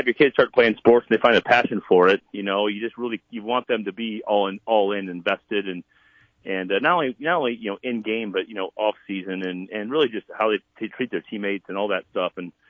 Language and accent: English; Mount Vernon, South Dakota, United States; moved away; also born or lived in Iowa; I think growing up in South Dakota gave you this opportunity to really have a chip on your shoulder to say, I'm going to go prove people wrong.